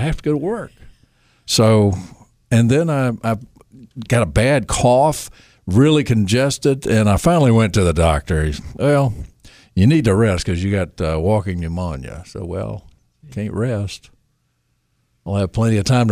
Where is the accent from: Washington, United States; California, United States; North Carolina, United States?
North Carolina, United States; Nash County; I consider myself from down east. I'm from Nash County, and I guess that's down east, even though it's north of Raleigh